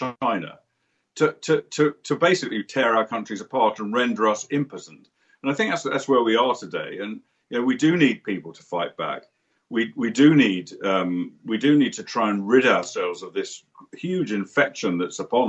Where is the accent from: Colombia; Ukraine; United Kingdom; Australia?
United Kingdom; as a Brit